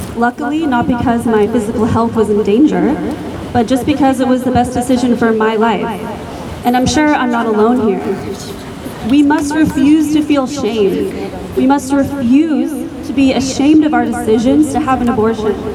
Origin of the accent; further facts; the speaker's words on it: United States; now in Freiburg, Germany; my home country, the United States